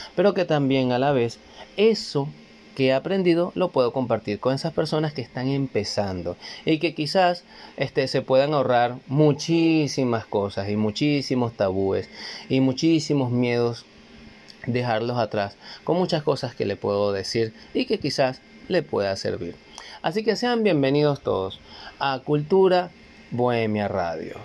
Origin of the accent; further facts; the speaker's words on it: Guatire, Miranda, Venezuela; Un saludo a todos ustedes de parte de este venezolano, desde acá, desde Venezuela, claro que sí, el estado Miranda, donde en Guatire